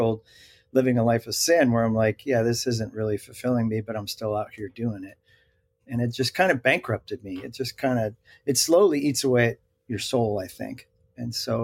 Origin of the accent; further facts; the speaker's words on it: Bergen County, New Jersey, United States; I'm a Bergen County kid of New Jersey. And so I stared at those twin towers like my whole life